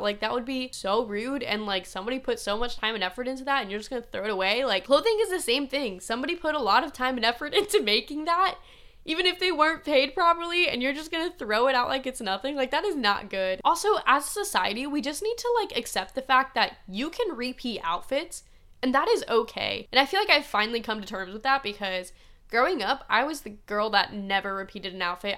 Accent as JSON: {"language": "English", "region": "Midwest", "country": "United States", "tie": "born or raised there", "said": "that's just not how I grew up"}